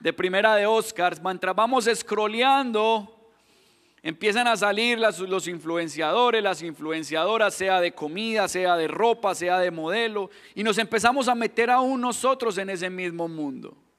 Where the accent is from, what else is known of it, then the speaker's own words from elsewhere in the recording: Colombia; accent: Colombian; moved away; yo me identifico por mi acento, ahí mismo me dicen, no, usted es colombiano